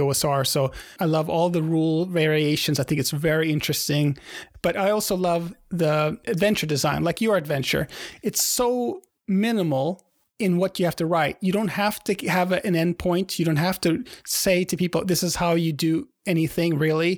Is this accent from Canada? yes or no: no; Sweden; I'm from Sweden